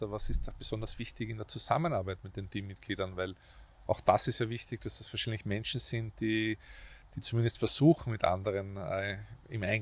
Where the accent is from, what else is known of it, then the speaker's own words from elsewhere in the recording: Vienna, Austria; Also ich komme aus Döbling, also ich bin aufgewachsen, hat es in Sievering ehemalige Filmstudios gegeben